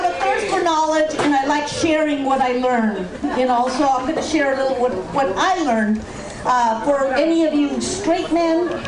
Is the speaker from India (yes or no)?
no; Peru; moved away; I can't do that. I'm from Peru.